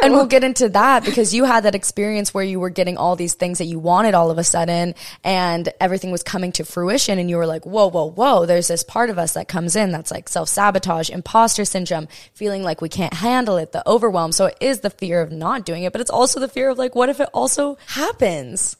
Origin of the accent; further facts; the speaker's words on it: Hawaii, United States; I'm born and raised in Hawaii